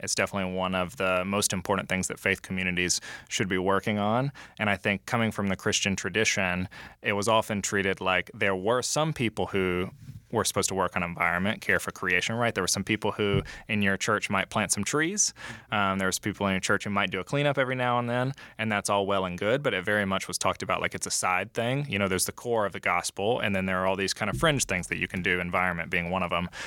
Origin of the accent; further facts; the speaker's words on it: LaGrange, Georgia, United States; I grew up in LaGrange, Georgia, so I'm Georgia born and raised